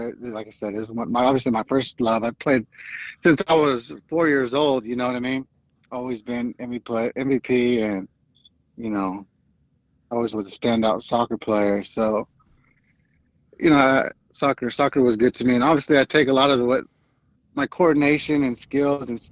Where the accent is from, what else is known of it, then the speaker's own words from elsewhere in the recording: Fresno, California, United States; I grew up in Southeast Sunnyside area, Fresno